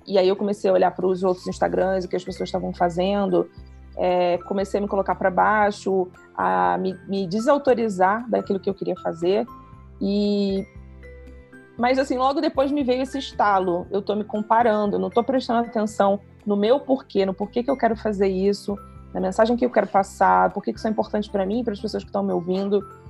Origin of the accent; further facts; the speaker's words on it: Rio de Janeiro, Brazil; now in Petrópolis, Brazil; sou carioca, moro em Petrópolis